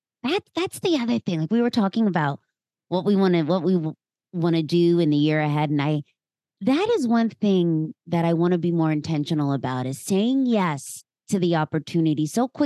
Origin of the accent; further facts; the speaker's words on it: Pennsylvania, United States; now in Philadelphia, United States; A girl born and raised, very small town. And then I moved to Philadelphia, oh gosh, about 20 years ago.